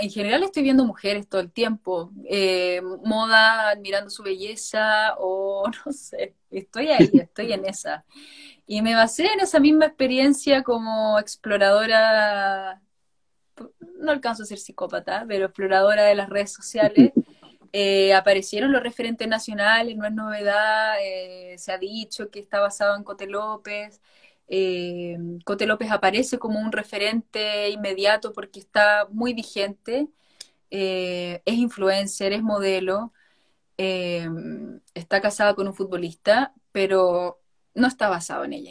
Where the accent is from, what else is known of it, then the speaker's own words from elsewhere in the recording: Chile; now in Spain; todos los intérpretes somos chilenos